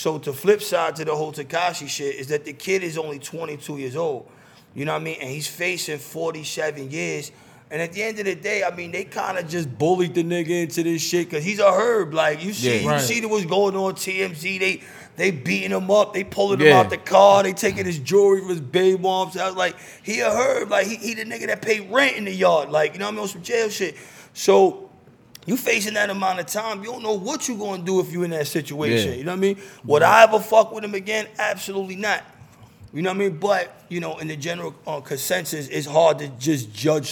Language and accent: English; New York City, New York, United States; moved away; I'm from the Bronx, but from the Northwest Bronx. It's literally, like, adjacent to Yonkers